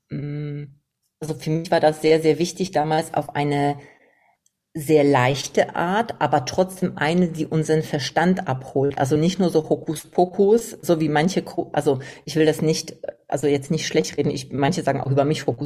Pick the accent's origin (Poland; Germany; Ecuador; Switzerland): Poland; Ja, ich komme aus Polen